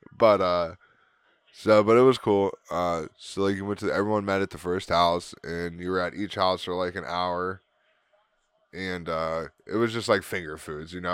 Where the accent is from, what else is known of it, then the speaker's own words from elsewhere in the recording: Canton, Ohio, United States; What are we from, Canton? Are we Cantonians?